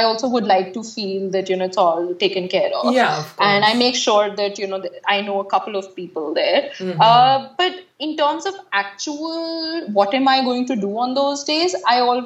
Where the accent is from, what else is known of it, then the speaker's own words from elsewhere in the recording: Delhi, India; when people ask me where are you from, I say Delhi